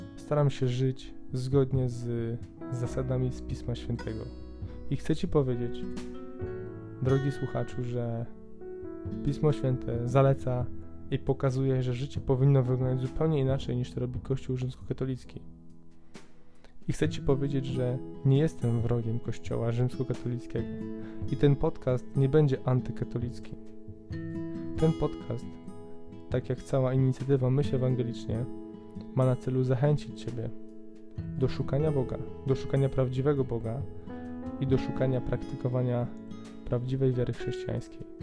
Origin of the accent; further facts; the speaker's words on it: Poland; u nas Polaków